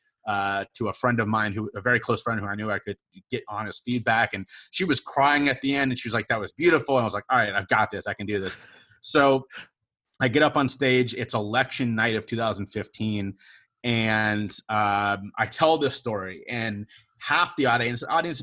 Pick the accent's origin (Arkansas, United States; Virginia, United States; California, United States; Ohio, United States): Ohio, United States; Cincinnati; moved away as an adult; now in South Carolina, United States; I grew up in Cincinnati, I was born and raised there